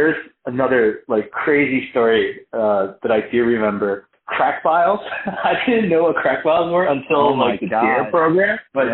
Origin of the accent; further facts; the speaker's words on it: Philadelphia, Pennsylvania, United States; also born or lived in Cheltenham, Pennsylvania; I am born and raised in Philly. I grew up in Northeast Philadelphia